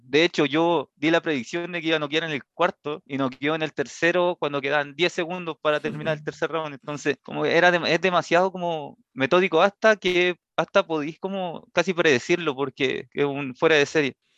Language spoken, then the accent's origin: Spanish; Chile; para nosotros como chilenos